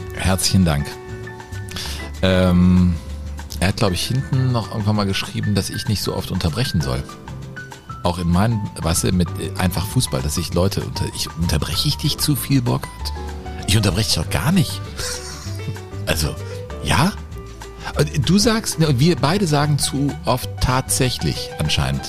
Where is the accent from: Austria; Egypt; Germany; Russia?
Germany; Cologne, North Rhine-Westphalia; ich bin am Rhein groß geworden